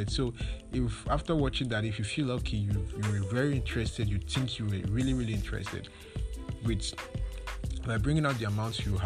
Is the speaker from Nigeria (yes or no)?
yes; Nigeria; when it comes to being a Nigerian, most of the most times you have challenges with it.